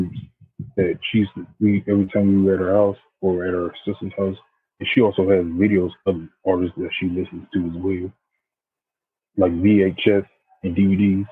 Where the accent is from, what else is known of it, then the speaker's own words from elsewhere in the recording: Washington, District of Columbia, United States; I'm from the United States, Washington District of Columbia